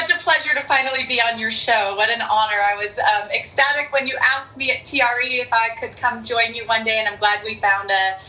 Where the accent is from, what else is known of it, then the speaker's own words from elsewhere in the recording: Southern California, United States; I was raised in Southern California.